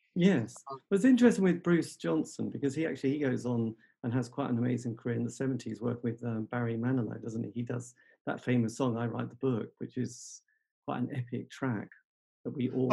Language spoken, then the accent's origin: English; England, United Kingdom; being English